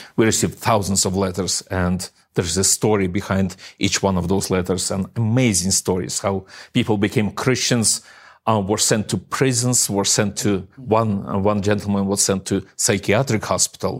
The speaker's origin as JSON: {"language": "English", "region": "Eastern Ukraine", "country": "Ukraine", "tie": "born or raised there", "moved": "yes", "said": "my hometown where I, I, I was raised"}